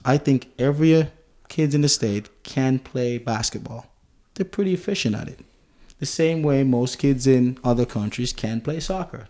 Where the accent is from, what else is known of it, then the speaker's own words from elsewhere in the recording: Jamaica; I'm Jamaican, which, you know, we're English, if you may